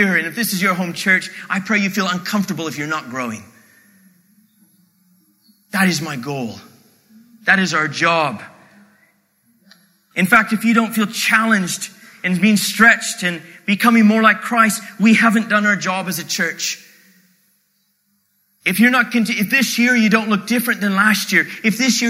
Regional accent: Canada

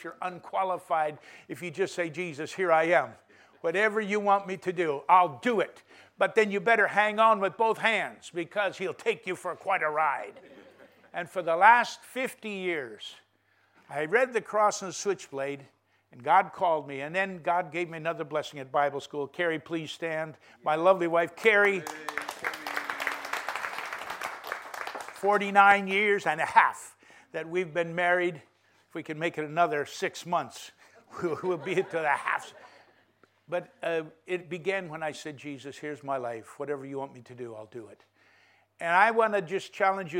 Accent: North Dakota, United States; I grew up on a cattle ranch in a state least populated called North Dakota

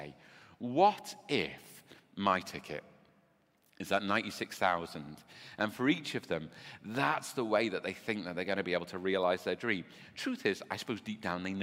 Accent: Birkenhead, North West England, United Kingdom; also born or lived in Nicaragua; I grew up, you know, in Bebbington and then in Oxton

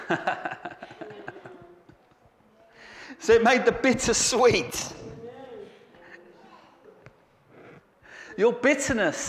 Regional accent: Southend-on-Sea, East of England, United Kingdom; moved away; I'm from Southend

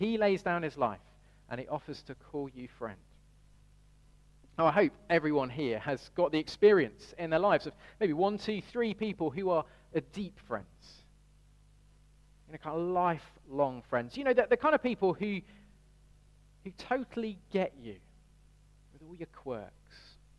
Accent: Birmingham, West Midlands, United Kingdom; Now, I grew up in Birmingham, and the usual giveaway of growing up in Birmingham is a certain twang.

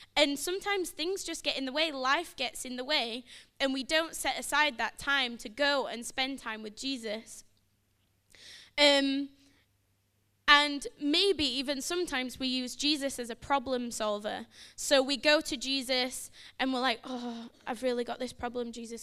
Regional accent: Sheffield, Yorkshire and the Humber, United Kingdom; moved away; I'm from Sheffield, so if you think I sound a bit funny, you're right

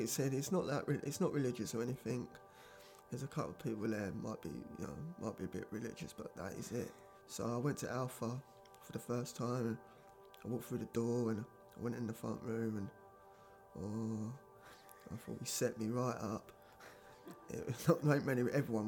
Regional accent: Maidstone, South East England, United Kingdom; moved away as an adult; I'm originally from Maidstone in Kent. I've been up this way for nearly 10 years

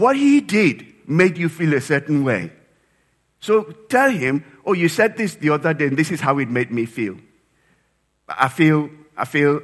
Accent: Nigeria; moved away; back in my home country, Nigeria

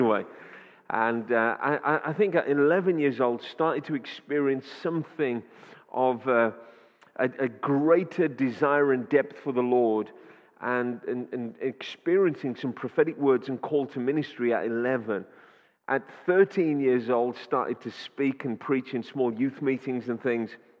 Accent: Wolverhampton, West Midlands, United Kingdom; born and raised in Wolverhampton

